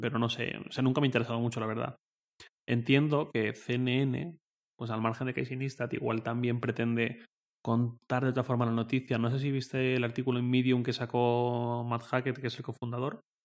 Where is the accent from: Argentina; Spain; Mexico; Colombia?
Spain; Valencia, Valencian Community; moved away as an adult; also born or lived in Torrent; now in Madrid, Spain; yo vivía en Valencia, de donde soy